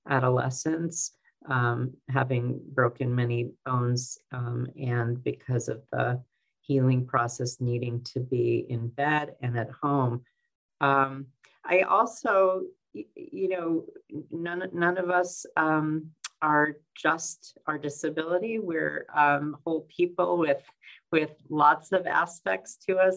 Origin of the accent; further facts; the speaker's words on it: Detroit, Michigan, United States; I was born in 1964 in Detroit, Michigan, in a suburb of Detroit, Michigan